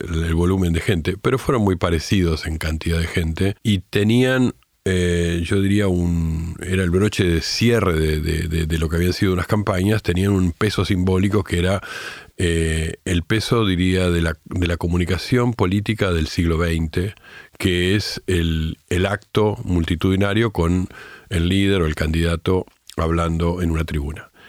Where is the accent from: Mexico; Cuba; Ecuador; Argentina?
Argentina; now in Uruguay; Además de todo eso, que también soy argentino, que vivo acá hace muchos años y que me siento tan argentino como uruguayo